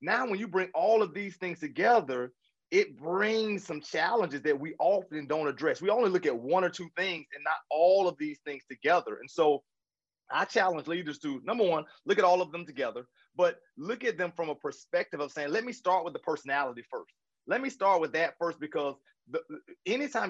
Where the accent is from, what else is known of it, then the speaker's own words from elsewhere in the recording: the South, United States; I grew up in the South